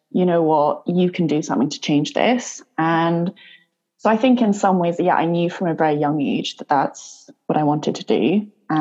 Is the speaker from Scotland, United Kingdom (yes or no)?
yes; Edinburgh, Scotland, United Kingdom; also born or lived in Southwest London; now in London, United Kingdom; I'm currently based in Southwest London. So originally I'm from Edinburgh, hence the peculiar accent.